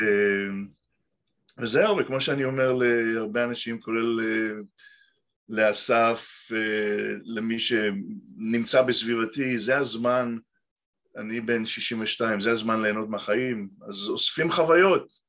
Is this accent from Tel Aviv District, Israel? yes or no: yes; Tel Aviv, Tel Aviv District, Israel; moved away as an adult; also born or lived in Petah Tikva / Kibbutz Shamir; now in Montclair, United States; נולדתי בארץ, בפתח תקווה, גדלתי בתל אביב, גבעתיים.